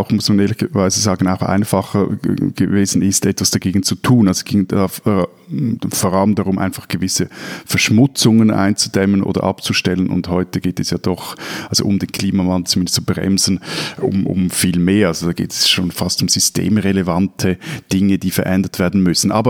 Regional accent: Germany; bei uns in Deutschland

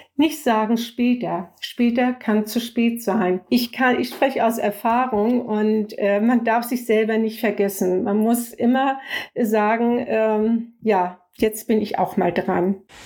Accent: near Flensburg, Schleswig-Holstein, Germany; Ich komme aus der Nähe von Flensburg

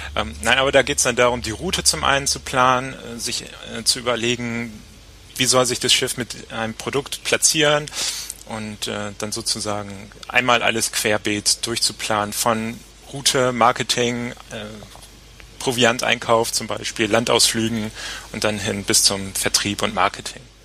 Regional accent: Papenburg, Lower Saxony, Germany; moved away; also born or lived in Bremerhaven; Ich komme aus Papenburg, wo die Kreuzfahrtschiffe also gebaut werden. Bin dann also als kleiner Junge schon immer am Deich gewesen

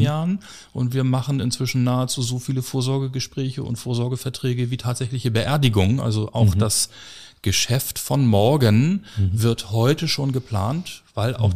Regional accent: Hamburg, Germany; ich bin äh, 1976 in dieser schönen Stadt Hamburg geboren

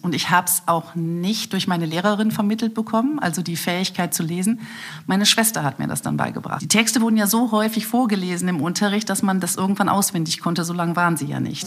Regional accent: Aachen, North Rhine-Westphalia, Germany; also born or lived in Düsseldorf; geboren wurde ich in Düsseldorf, aber ich habe dort nur die ersten drei Tage meines Lebens verbracht und danach brachten meine Eltern mich nach Aachen, wo meine Familie mittlerweile wohnte und ich betrachte mich als Uraachener als Öschermädchen.

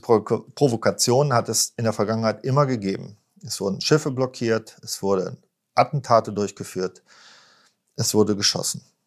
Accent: Germany; als Deutsche

